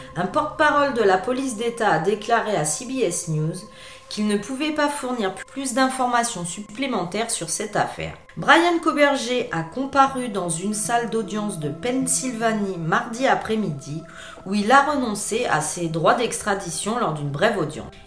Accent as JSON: {"language": "French", "country": "France", "said": "je suis française"}